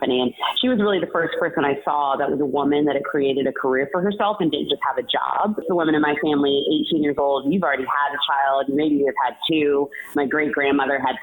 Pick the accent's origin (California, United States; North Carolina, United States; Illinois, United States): California, United States; Los Angeles; also born or lived in San Francisco / Chicago / New York; I'm from Los Angeles. I'm born and raised here.